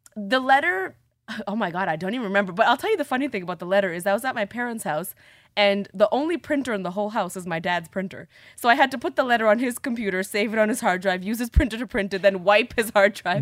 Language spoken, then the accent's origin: English; Toronto, Ontario, Canada; Growing up in Toronto, in high school